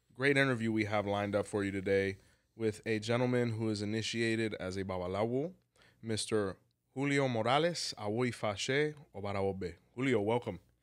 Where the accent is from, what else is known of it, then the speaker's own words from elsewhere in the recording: Hialeah, Florida, United States; we're from the same place